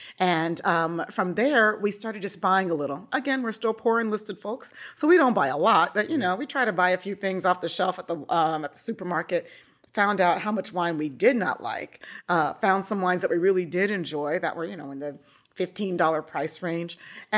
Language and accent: English; Nebraska, United States; also born or lived in Hawaii; But yeah, so I grew up in Nebraska and was in the Navy for 6 years, served over in Europe my entire enlistment, which is amazing.